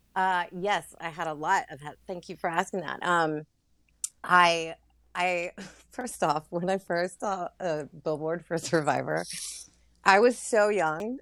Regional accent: Louisiana, United States; moved away; also born or lived in Florida / California / Brooklyn; born in Florida, raised in Louisiana, and mostly lived in California for, like, uh, ten, eleven, twelve years before I moved to Brooklyn

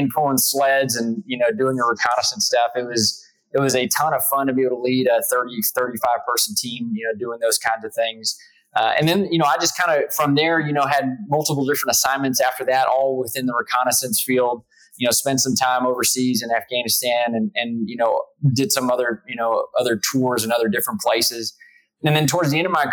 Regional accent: South Texas, United States; moved away as an adult; also born or lived in New York; I grew up in South Texas

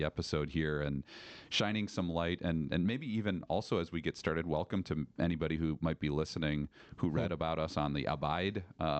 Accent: Chicago, Illinois, United States; now in Ripon, United States; growing up in the suburbs of Chicago, I'm a huge Cubs fan, Bulls fan

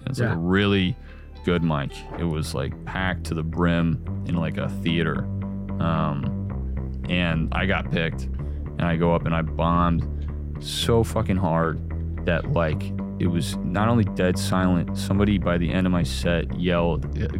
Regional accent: California, United States; No. I'm from Northern California.

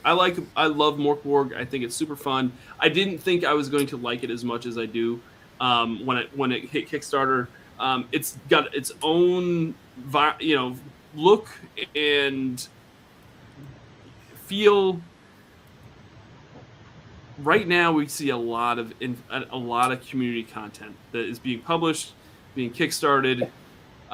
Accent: Northeast, United States; accent: Northeast; my Northeast accent

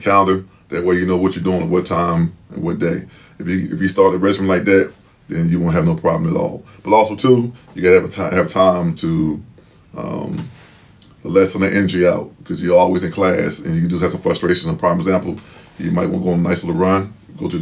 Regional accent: Chester, Pennsylvania, United States; moved away as an adult; from a town called Chester, Pennsylvania.

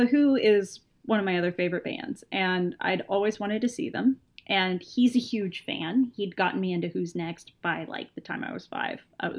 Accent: Texas, United States; I'm a Texan woman, and all 4'11" in me was just resistant.

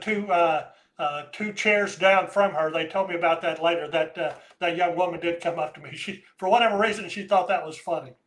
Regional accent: United States; I'm an American

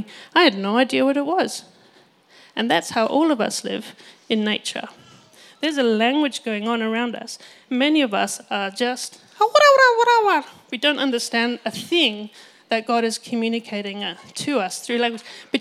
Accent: Botswana; I grew up in Botswana, which is a beautiful nation in Africa, and I was there for all of my childhood, and I never learned to speak Setswana

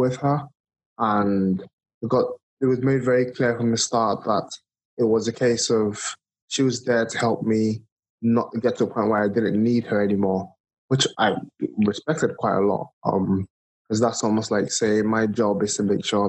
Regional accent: Nigeria; moved away as an adult; now in United Kingdom; I was born and raised in Nigeria, moved to the UK. This is just over a decade ago.

